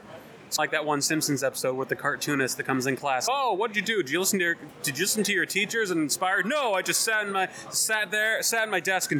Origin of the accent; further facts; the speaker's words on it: Southwick, Massachusetts, United States; I'm from Western. In fact, I'm from Southwick, Massachusetts.